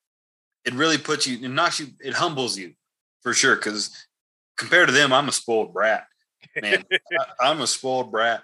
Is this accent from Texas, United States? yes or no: yes; Texas, United States; now in Idaho, United States; growing up in Texas